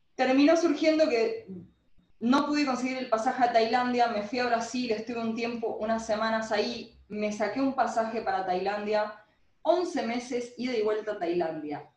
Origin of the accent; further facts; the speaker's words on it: Argentina; cuando volví a Argentina